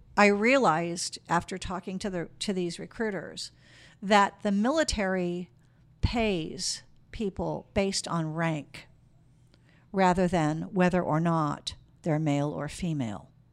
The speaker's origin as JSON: {"language": "English", "town": "Chicago", "region": "Illinois", "country": "United States", "also_born_or_lived": "Germany", "moved": "as an adult", "lives_now": "Sacramento, United States", "said": "I'm originally from Chicago"}